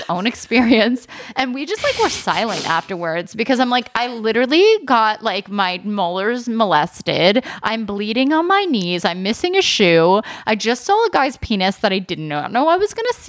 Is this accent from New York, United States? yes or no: no; Philadelphia, Pennsylvania, United States; I'm from Philly.